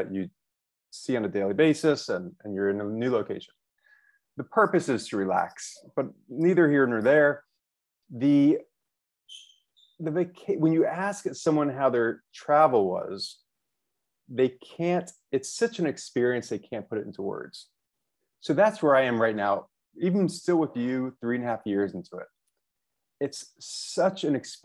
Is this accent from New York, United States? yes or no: yes; New York City, New York, United States; moved away as an adult; now in Hanoi, Vietnam; I am from New York City, where I moved here from. I'm currently living in Hanoi, Vietnam